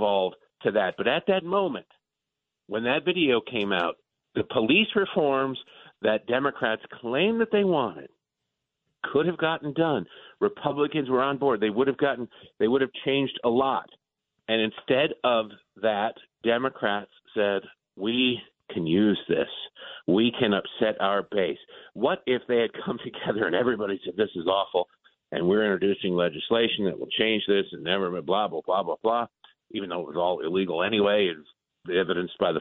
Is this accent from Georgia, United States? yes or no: no; Detroit, Michigan, United States; born or raised there; moved away; also born or lived in Baltimore